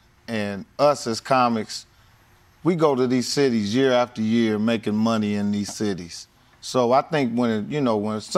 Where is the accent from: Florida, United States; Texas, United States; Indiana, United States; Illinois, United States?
Indiana, United States; Indianapolis; moved away; my hometown, Indianapolis, Indiana